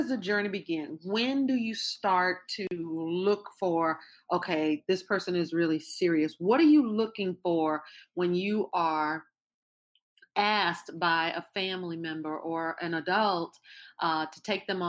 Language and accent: English; Louisiana, United States; I'm from Louisiana